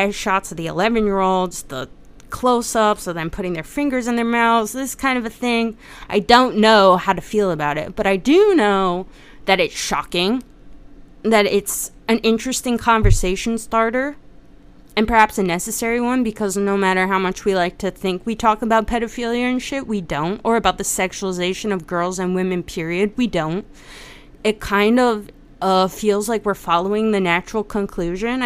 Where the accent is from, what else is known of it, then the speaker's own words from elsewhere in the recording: United States; especially as an American